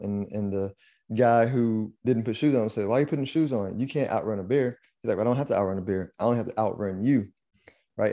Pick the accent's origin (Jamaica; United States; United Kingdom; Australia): United States; an American